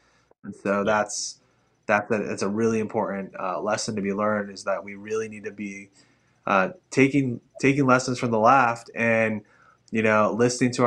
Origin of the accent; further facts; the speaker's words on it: Arizona, United States; I'm LDS from Arizona